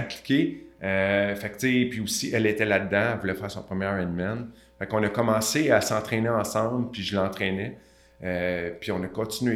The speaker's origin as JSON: {"language": "French", "town": "Montreal", "region": "Quebec", "country": "Canada", "tie": "born or raised there", "said": "je viens de Saint-Michel. Ceux qui ne connaissent pas, c'est un petit peu défavorisé à Montréal."}